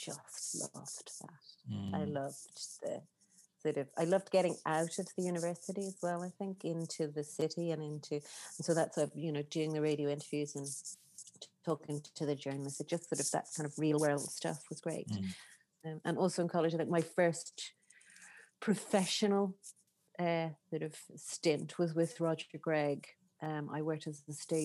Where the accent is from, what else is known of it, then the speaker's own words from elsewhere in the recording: East Cork, Munster, Ireland; I grew up in East Cork on a farm with horses and cows and all sorts of animals